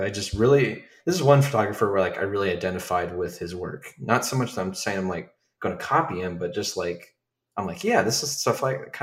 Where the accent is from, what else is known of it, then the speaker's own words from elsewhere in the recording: Dayton, Ohio, United States; Dayton, Ohio, where I'm